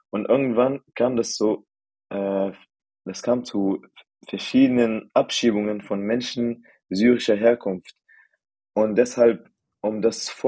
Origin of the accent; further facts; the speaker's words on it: United Arab Emirates; also born or lived in Syria; now in Germany; Also, ich bin äh, gebürtig Syrer und meine Eltern und meine ganzen Familien kommen auch aus Syrien. Aber meine Eltern sind in den 90ern nach den äh, Vereinigten Arabischen Emiraten emigriert worden, um zu arbeiten. Und dort haben wir dann eine Zeit lang gelebt und dort bin ich tatsächlich aufgewachsen.